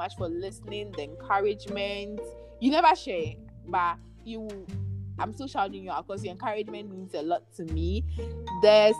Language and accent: English; Nigeria; accent: Nigerian; My Nigerian accent